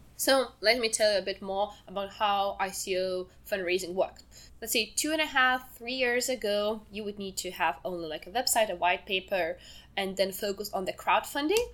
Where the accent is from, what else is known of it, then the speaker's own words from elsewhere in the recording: Lithuania; So I'm from Lithuania